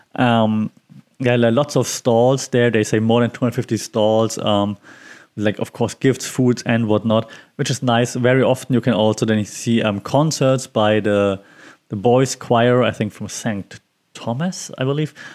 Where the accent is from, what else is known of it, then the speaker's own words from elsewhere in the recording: Bavaria, Germany; English is a second language; I'm from Bavaria